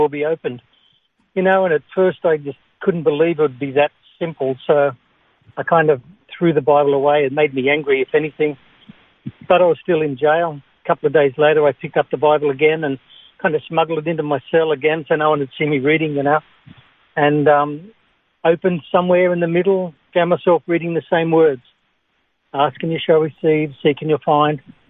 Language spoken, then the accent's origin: English; Singleton, New South Wales, Australia; I grew up in the Hunter Valley in Singleton.